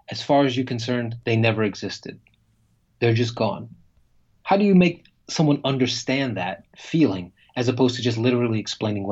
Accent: United States; American writer, a writer from the U.S.

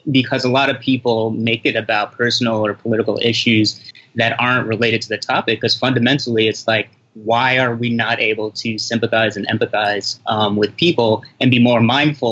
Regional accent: United States; I was born in the States, so I'm actually American, but I'm Haitian descent

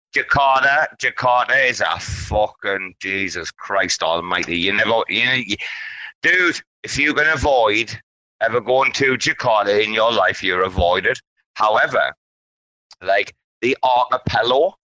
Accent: United Kingdom; now in Thailand; I'm not American. This is a matter of seeing. I'm British

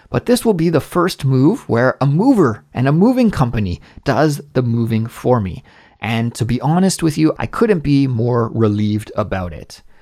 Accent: Canada; moved away as an adult; also born or lived in Korea; now in South Korea; my home country in Canada

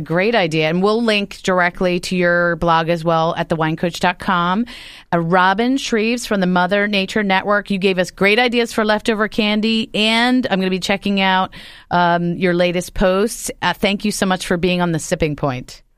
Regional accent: New Jersey, United States; moved away; you're on the horn from my home state of New Jersey

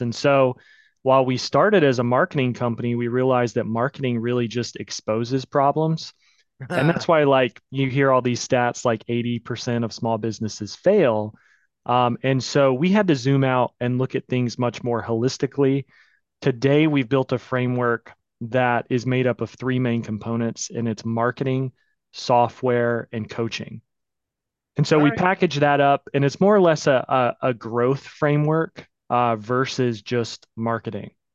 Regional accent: Pensacola, Florida, United States; also born or lived in New York; I moved back home. I'm from Pensacola, Florida

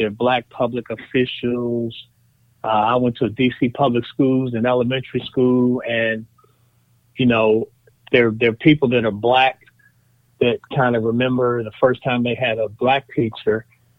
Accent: Washington, District of Columbia, United States; also born or lived in Prince George's County, Maryland; I am 53, and I was raised in the Washington, D.C. area, first in Southeast Washington, D.C., and then in Prince George's County, Maryland, which for years has been the home of the largest black middle class in America.

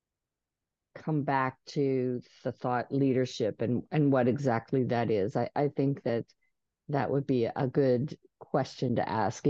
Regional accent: Georgia, United States; I'm from Georgia

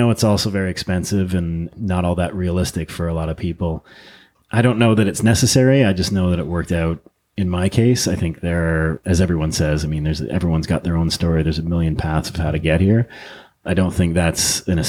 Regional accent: Ottawa, Ontario, Canada; moved away as an adult; also born or lived in British Columbia / Austin, Texas; now in Los Angeles, United States; I was born and raised in Ottawa, Canada, and then lived and worked in British Columbia for a number of years in my 20s and early 30s

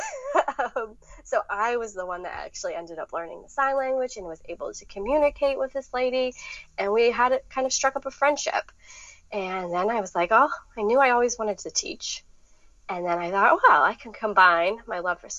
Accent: Wheeling, West Virginia, United States; moved away as an adult; now in Raleigh, United States; I've been here 11 years now. I'm from Wheeling, West Virginia.

